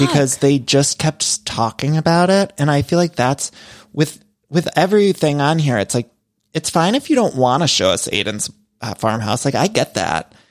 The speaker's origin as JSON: {"language": "English", "region": "Midwest", "country": "United States", "moved": "yes", "lives_now": "Los Angeles, United States"}